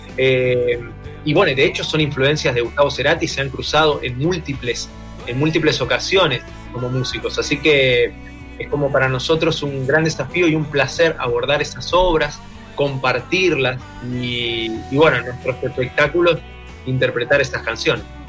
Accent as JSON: {"language": "Spanish", "country": "Argentina", "said": "somos cuatro instrumentistas de Argentina"}